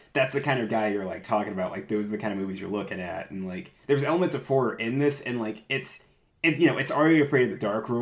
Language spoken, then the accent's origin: English; Virginia, United States; I'm from Virginia